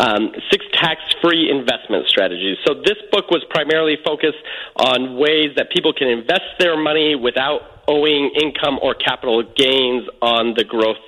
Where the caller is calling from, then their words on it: Hollywood, California, United States; Yes, I'm calling from Hollywood, California.